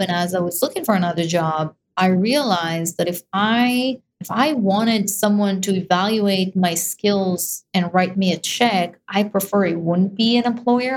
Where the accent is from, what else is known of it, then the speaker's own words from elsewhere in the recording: Israel; moved away; I was definitely born there and raised in Israel.